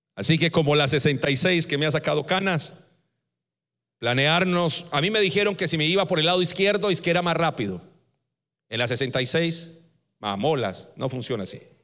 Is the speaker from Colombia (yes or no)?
yes; Colombia; Así decimos en Colombia